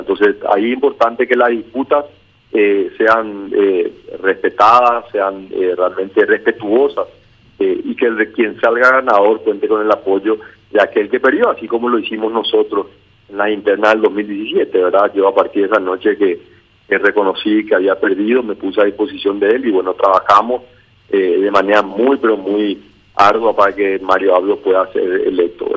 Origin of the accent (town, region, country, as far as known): Paraguay